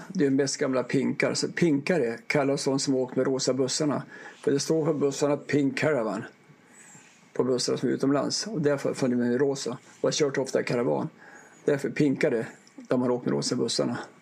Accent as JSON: {"language": "Swedish", "town": "Ånge", "region": "Västernorrland County", "country": "Sweden", "tie": "born or raised there", "said": "jag är uppvuxen i, i Ånge mellan Sundsvall"}